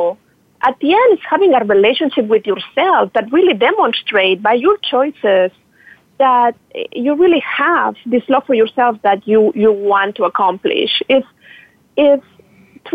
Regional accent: Barcelona, Catalonia, Spain; moved away as an adult; also born or lived in New York; now in Miami, United States; I'm Spanish, from Barcelona, and I moved to the U.S. 8 years ago

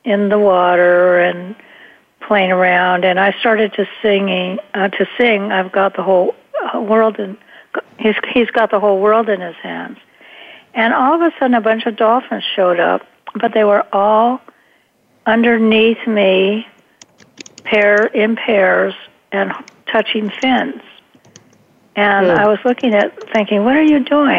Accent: Hawaii, United States; when I was growing up in Hawaii, I was a surfer

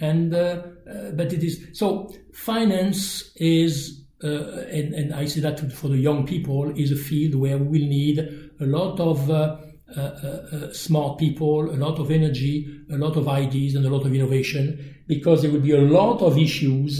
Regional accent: France; accent: French; English is a second language; my French accent

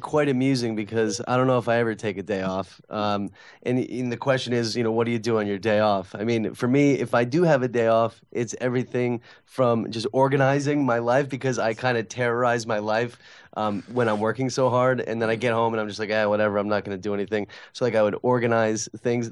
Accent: Connecticut, United States; now in New York, United States; Connecticut where I'm from

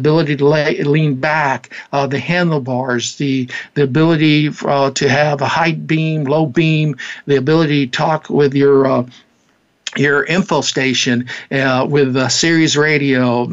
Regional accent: Leesville, Louisiana, United States; moved away; also born or lived in Annandale; I went on down to my hometown, down to Leesville, Louisiana

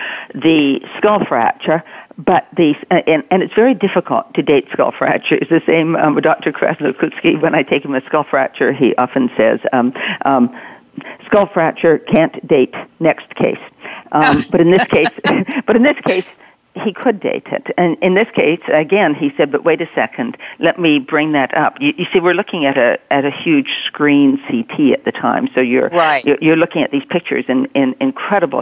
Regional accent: Canada; moved away; I'm Canadian, grew up in a small town

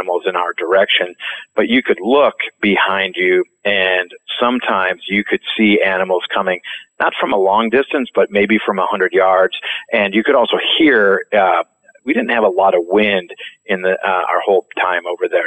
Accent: Minnesota, United States; also born or lived in France; I'm from Minnesota, and we were populated by a bunch of Swedes

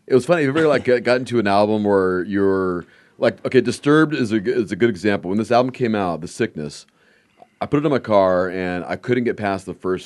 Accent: Los Angeles, California, United States; moved away; I grew up in Northridge

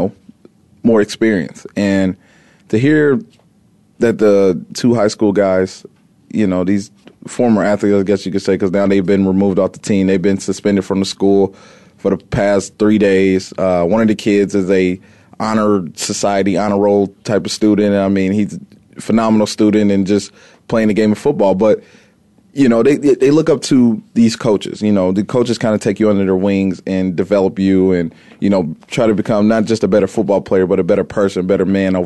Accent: Indiana, United States; growing up in Indiana

